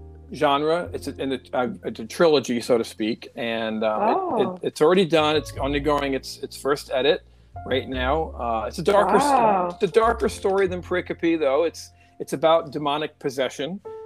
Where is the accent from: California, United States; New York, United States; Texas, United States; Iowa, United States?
New York, United States; South Shore of Long Island; born or raised there